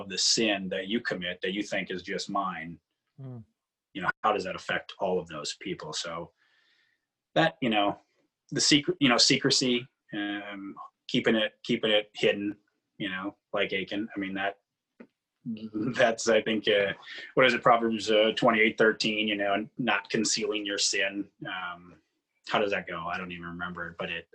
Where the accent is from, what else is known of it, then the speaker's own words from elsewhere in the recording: United States; I'm an American